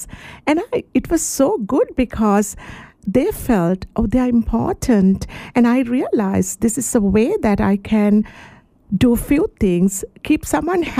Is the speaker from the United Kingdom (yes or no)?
no; Sri Lanka; moved away as an adult; now in Shepparton, Australia; I'm actually originally from Sri Lanka